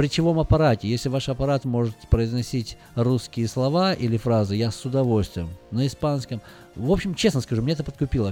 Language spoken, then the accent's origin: Russian; Russia; moved away; я говорю, что я из России